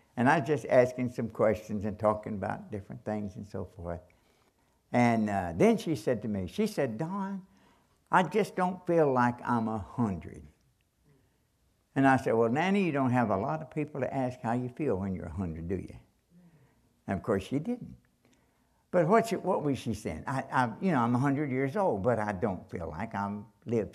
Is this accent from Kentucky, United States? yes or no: yes; Kentucky, United States; I'm from Kentucky